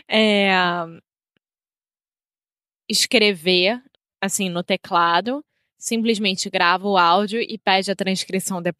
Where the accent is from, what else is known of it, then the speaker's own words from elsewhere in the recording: United States; Portuguese is a second language; Minha parceira é brasileira portuguesa e eu sou americano